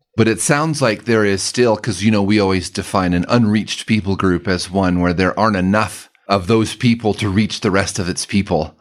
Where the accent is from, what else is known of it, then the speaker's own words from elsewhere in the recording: Denver, Colorado, United States; also born or lived in Alabama; I grew up here in Denver